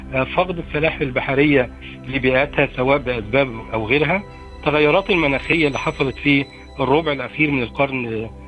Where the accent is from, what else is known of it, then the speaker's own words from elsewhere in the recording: Egypt; إحنا- إحنا كمصريين